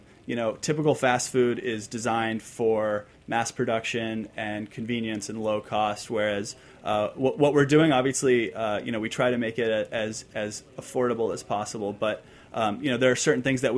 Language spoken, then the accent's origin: English; San Diego, California, United States; I grew up in San Diego